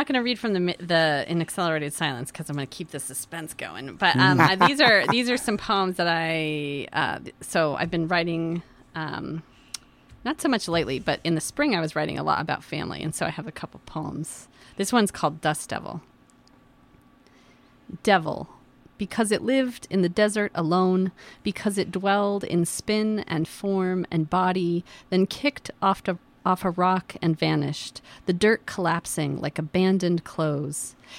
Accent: Yakima, Washington, United States; I grew up in Yakima

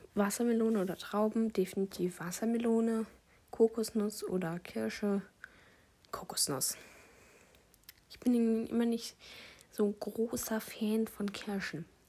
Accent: Bavaria, Germany; Wir kommen aus Bayern

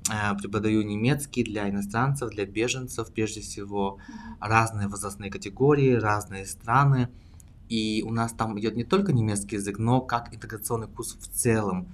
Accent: Siberia, Russia; moved away as an adult; now in Berlin, Germany; сам я родом из России, а, из э, далекой Сибири

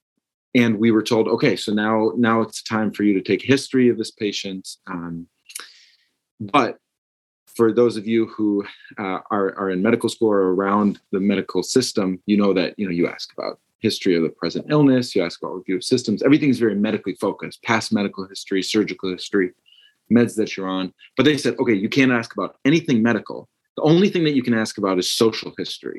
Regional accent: Minnesota, United States; I'm originally from Minnesota, which is where I am now

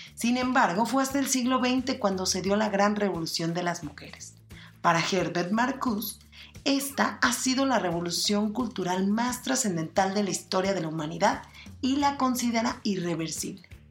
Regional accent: Mexico

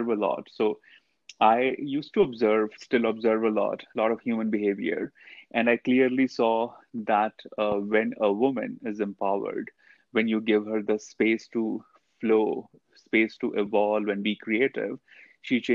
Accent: India; I grew up in India.

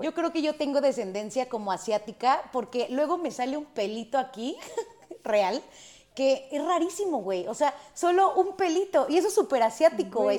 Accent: Mexico; nuestro país

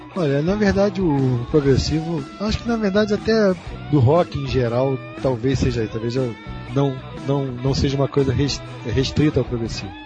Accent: Brazil; eu sou brasileiro, tenho muito orgulho disso

